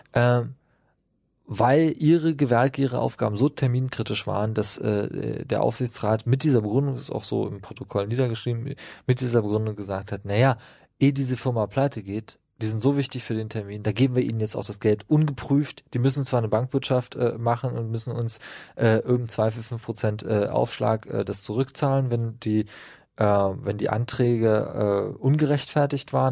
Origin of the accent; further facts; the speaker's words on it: Brandenburg, Germany; Ich komme aus Brandenburg, meine Familie hat da gebaut